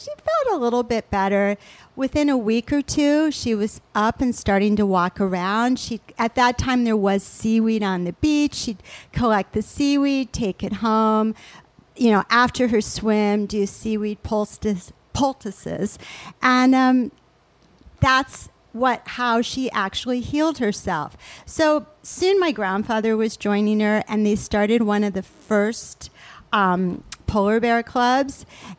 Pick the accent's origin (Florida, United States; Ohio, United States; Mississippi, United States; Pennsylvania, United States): Ohio, United States; Toledo; also born or lived in Geneva, Switzerland; So even though I grew up in Toledo, Ohio, and Geneva, Switzerland, that's probably a whole nother podcast.